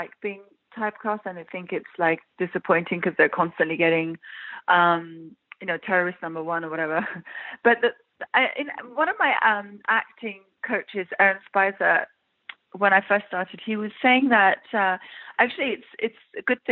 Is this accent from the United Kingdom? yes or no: yes; London, United Kingdom; accent: English; moved away; also born or lived in Iran; I'm originally from Iran, and then I grew up in London as a little girl.